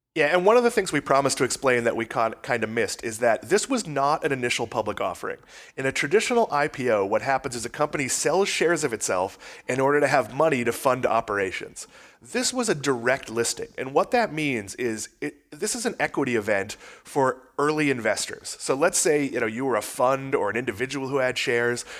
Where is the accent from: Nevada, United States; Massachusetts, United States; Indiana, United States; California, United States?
Massachusetts, United States; I grew up in Massachusetts